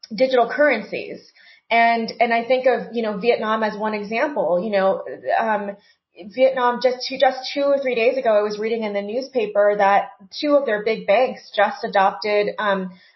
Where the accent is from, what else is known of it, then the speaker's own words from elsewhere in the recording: United States; as an American citizen